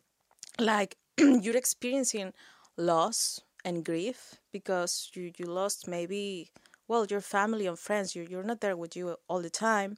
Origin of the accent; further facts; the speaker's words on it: Mexico; moved away as an adult; now in Nova Scotia, Canada; I'm from Mexico.